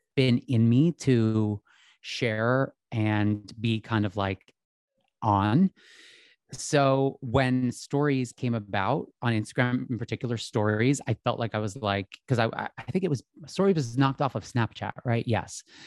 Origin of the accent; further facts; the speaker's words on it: outside of Philadelphia, Pennsylvania, United States; I'm from Philadelphia originally. Well, I'm from outside of Philadelphia on, like, a little, in a very small little town.